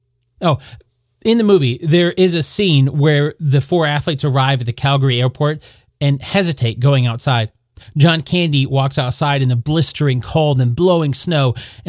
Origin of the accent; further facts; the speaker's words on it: United States; I am from the United States